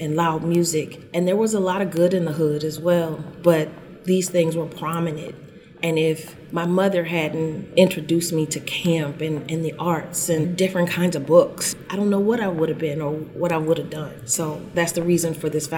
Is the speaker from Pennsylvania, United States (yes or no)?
yes; Philadelphia, Pennsylvania, United States; I grew up in North Philly